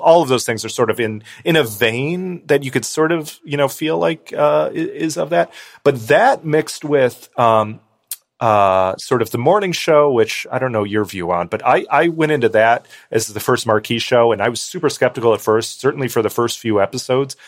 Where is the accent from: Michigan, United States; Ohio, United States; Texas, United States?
Ohio, United States; Cleveland; I grew up in Cleveland